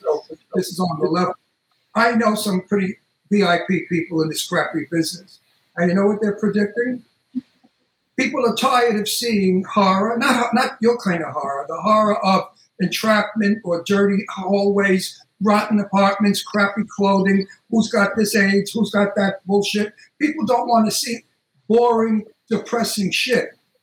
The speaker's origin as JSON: {"language": "English", "town": "Brooklyn", "region": "New York", "country": "United States", "said": "And I'm from Brooklyn."}